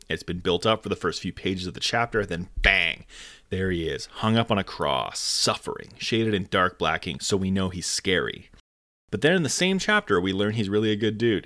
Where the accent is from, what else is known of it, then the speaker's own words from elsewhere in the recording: Canada; I am Canadian